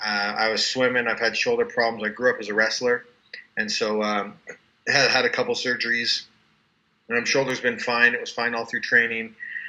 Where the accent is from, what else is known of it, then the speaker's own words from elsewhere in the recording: Calgary, Alberta, Canada; now in Utah, United States; I'm originally from Calgary, Alberta, Canada.